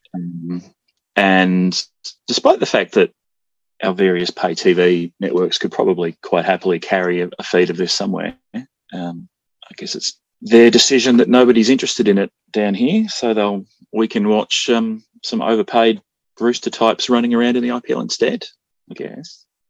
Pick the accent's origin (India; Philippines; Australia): Australia; I'm Australian